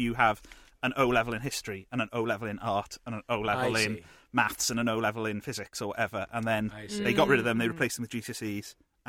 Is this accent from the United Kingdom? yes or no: yes; Wales, United Kingdom; I'm from Wales